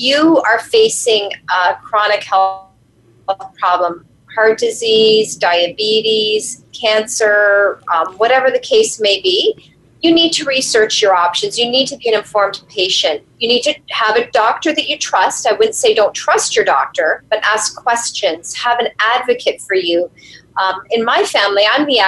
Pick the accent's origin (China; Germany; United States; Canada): Canada; I'm Canadian